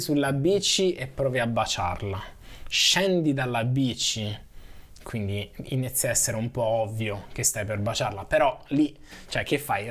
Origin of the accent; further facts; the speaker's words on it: Italy; moved away as an adult; now in Netherlands; sono cresciuto in Italia